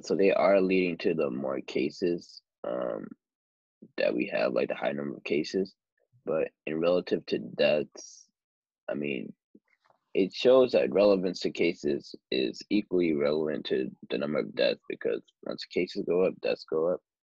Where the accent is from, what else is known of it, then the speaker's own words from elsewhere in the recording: United States; being an American